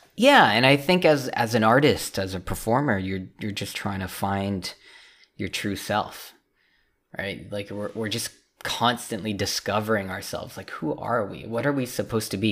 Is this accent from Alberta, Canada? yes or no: no; Richmond, British Columbia, Canada; moved away as an adult; also born or lived in China / Los Angeles, United States; for Vancouver, for Richmond specifically, uh, which is where I'm